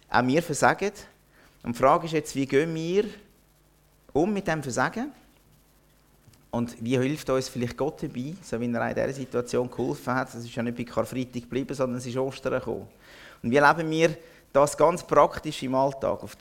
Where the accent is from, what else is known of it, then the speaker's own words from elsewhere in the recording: Zurich, Switzerland; now in Interlaken, Switzerland; Wenn ihr jetzt vielleicht merkt, meiner Stimme an, ich komme nicht aus Interlaken ursprünglich. Ich bin erst seit dreieinhalb Jahren dort und ich werde den Dialekt, den schönen Berner Oberländer Dialekt vermutlich nie mehr richtig annehmen. Ich komme aus einem anderen Oberland, nämlich aus dem Zürich Oberland